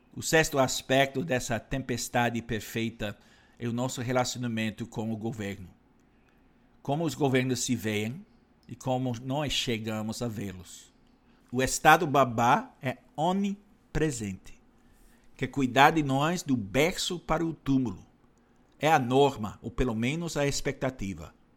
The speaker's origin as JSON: {"language": "Portuguese", "country": "Canada", "tie": "born or raised there", "moved": "yes", "lives_now": "Brazil", "said": "no meu país natal, Canadá"}